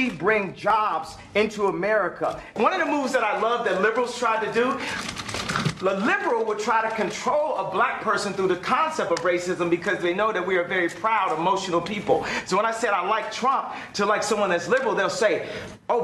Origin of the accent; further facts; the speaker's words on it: Chicago, Illinois, United States; my hometown of Chicago